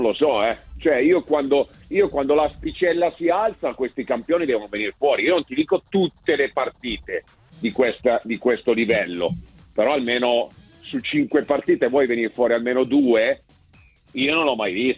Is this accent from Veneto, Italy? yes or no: no; Milan, Lombardy, Italy; born or raised there